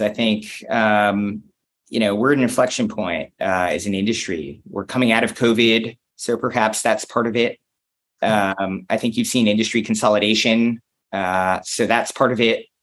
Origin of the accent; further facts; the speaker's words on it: United States; I'm an American who's in Cologne